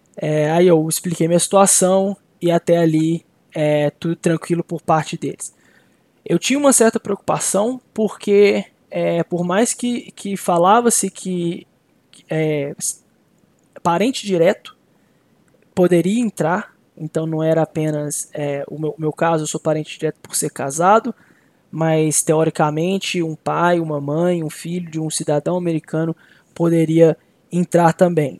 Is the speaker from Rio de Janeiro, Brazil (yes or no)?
no; Belo Horizonte, Minas Gerais, Brazil; moved away as an adult; now in Minnesota, United States; eu sou de Belo Horizonte, eu tava co, em Belo Horizonte com a minha família.